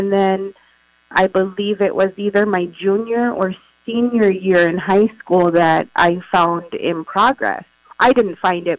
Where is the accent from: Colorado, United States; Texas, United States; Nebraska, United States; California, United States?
Texas, United States; San Antonio; born there; now in Crookston, United States; So originally, I was born in San Antonio, Texas. I lived there till summer of 95. And then in 95, that summer, we moved up here to Crookston, Minnesota.